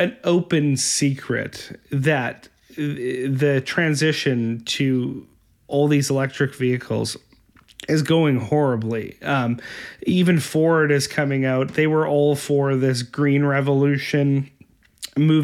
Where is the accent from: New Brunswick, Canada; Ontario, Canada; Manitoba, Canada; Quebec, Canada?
Manitoba, Canada; Winnipeg; I'm from Winnipeg